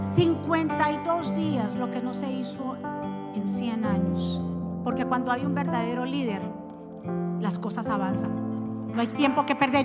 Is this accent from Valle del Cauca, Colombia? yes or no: yes; Cali, Valle del Cauca, Colombia; moved away; como decimos los caleños